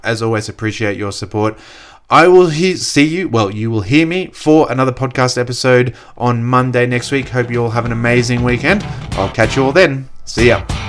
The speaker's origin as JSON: {"language": "English", "country": "Australia", "said": "myself as an Australian who speaks English, who understands Australian culture"}